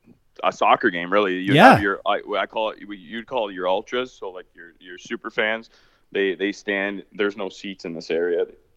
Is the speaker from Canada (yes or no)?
yes; Canada; Obviously, I'm North American. I'm Canadian. Lived in this society my whole life, but over there is just like a calmness to the air.